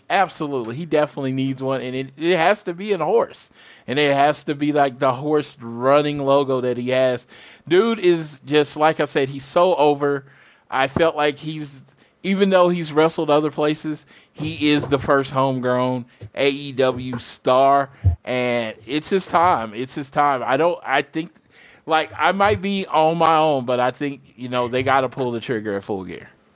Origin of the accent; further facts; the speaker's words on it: Oklahoma, United States; I'm from Oklahoma